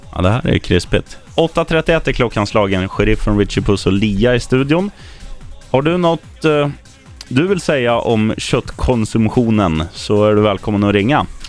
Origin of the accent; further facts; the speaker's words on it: Eskilstuna, Södermanland, Sweden; min hemstad Eskilstuna